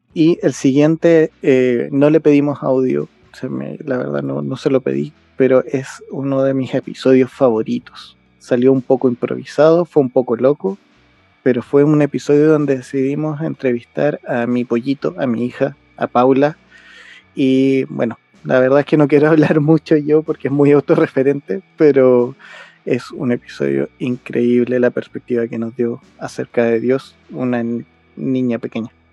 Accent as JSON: {"language": "Spanish", "country": "Chile", "said": "los chilenos tenemos eso"}